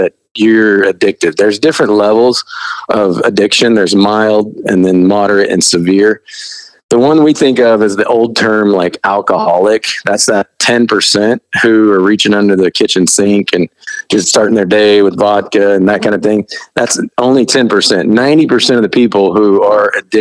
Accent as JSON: {"language": "English", "region": "Midwest", "country": "United States", "tie": "born or raised there", "said": "I grew up really poor in the Midwest"}